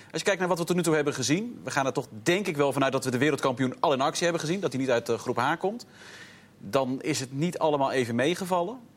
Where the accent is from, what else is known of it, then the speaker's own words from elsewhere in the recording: England, United Kingdom; born there; ik ben geboren in Engeland en nou, ben ik niet een enorme fan van het Engels voetbal